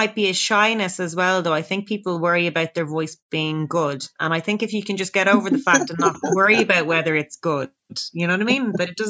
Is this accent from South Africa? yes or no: no; Dublin, Leinster, Ireland; accent: Dublin